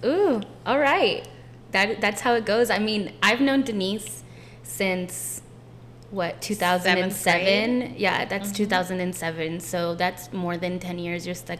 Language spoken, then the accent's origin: English; San Antonio, Texas, United States; we're from San Antonio